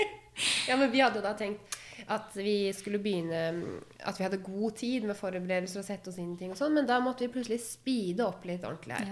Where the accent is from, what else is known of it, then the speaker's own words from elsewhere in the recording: Råde, Østfold, Norway; also born or lived in Fredrikstad; jeg er fra Saltnes, og Saltnes grenser til Fredrikstad. Så jeg gikk på ungdomsskolen i Råde